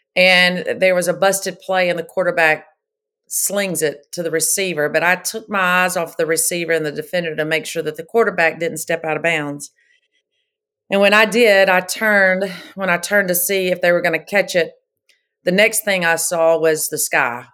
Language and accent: English; Pascagoula, Mississippi, United States; I was born and raised in Pascagoula, Mississippi